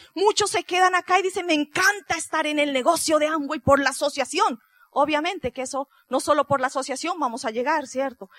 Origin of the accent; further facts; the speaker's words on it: Pasto, Nariño, Colombia; moved away; allá nos dicen los pastuzos, somos del sur de Colombia